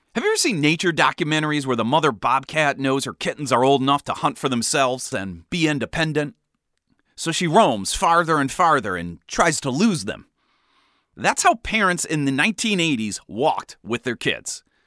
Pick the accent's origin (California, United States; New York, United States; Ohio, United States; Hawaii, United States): Ohio, United States; Cleveland; When I was growing up in Cleveland